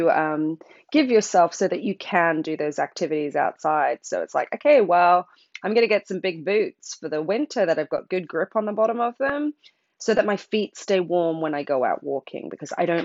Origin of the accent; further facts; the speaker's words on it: Brisbane, Queensland, Australia; now in England; You probably can hear from my voice. I grew up in Australia